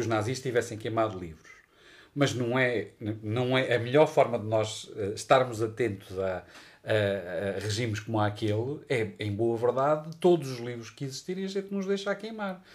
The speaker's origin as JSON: {"language": "Portuguese", "country": "Portugal", "said": "nós portugueses"}